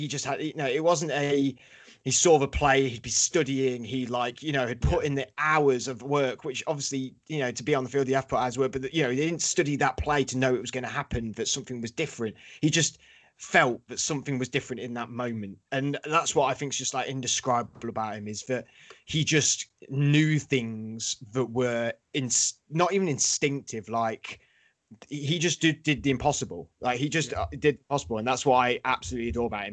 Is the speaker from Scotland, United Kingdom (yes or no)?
no; Leicester, East Midlands, United Kingdom; now in London, United Kingdom; I'm London-based now, but I'm from Leicester